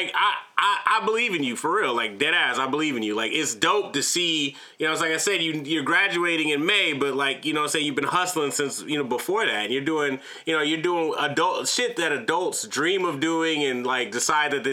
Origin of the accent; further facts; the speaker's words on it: Atlanta, Georgia, United States; I'm not from Africa, I'm from Atlanta